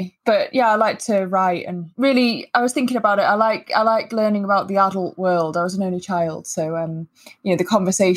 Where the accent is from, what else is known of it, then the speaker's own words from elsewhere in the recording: Wilmslow, North West England, United Kingdom; also born or lived in Manila, Philippines; I was born in Manila in the Philippines. My mum's Filipino and my dad's British, and we moved to the UK when I was one. And I grew up in Wilmslow, down the road from Ben